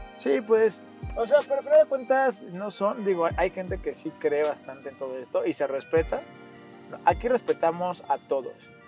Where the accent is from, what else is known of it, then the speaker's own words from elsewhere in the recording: Mexico; como buen mexicano que somos